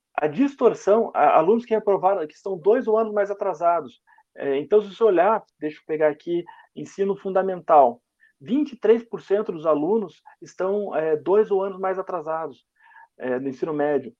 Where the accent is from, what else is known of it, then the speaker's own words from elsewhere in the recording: Curitiba, Paraná, Brazil; eu e o Fernando somos de Curitiba